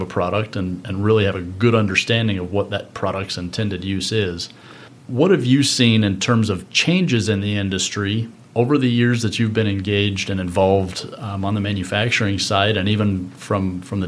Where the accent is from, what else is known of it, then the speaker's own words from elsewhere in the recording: Denver, Colorado, United States; we're both from Denver and spent our professional careers in the Denver market